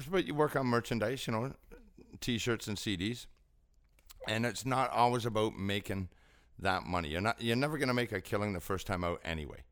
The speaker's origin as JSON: {"language": "English", "region": "Scotland", "country": "United Kingdom", "also_born_or_lived": "Ontario, Canada", "moved": "yes", "lives_now": "Canada", "said": "I'm Scottish"}